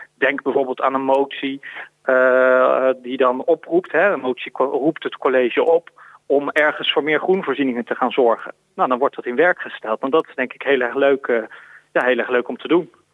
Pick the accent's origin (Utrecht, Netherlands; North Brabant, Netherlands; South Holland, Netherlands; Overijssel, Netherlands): North Brabant, Netherlands; Woensdrecht; moved away; also born or lived in The Hague; ik ben geboren in Den Haag, maar het grootste deel van mijn tijd ben ik opgegroeid in, eh, in de gemeente Woensdrecht. In Woensdrecht. Dat is een heel klein dorpje in, in Noord-Brabant.